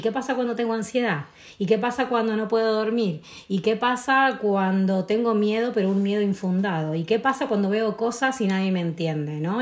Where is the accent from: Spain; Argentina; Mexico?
Argentina; San Miguel de Tucumán, Tucumán; moved away; also born or lived in Buenos Aires; me fui a vivir a Buenos Aires porque soy de Tucumán, de la ciudad del norte